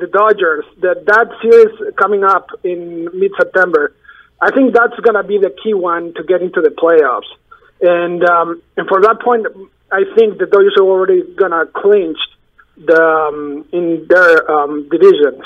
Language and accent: English; Mexico; now in Los Angeles, United States; I'm in, in, in L A. I'm from Mexico